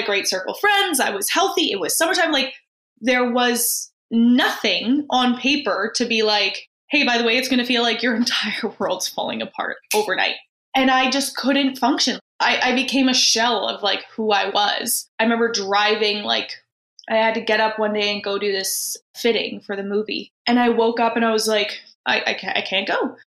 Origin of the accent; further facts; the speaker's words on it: Vancouver, British Columbia, Canada; I am from Vancouver